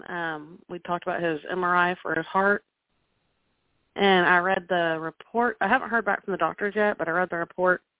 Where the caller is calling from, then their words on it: Oklahoma, United States; from Oklahoma.